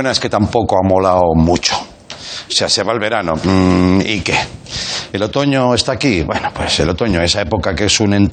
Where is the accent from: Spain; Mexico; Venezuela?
Spain; Madrid, Community of Madrid; Joder, es que soy de Vallecas.